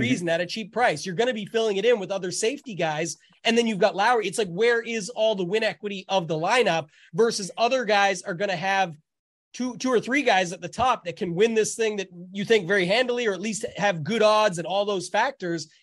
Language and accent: English; Canada; being Canadian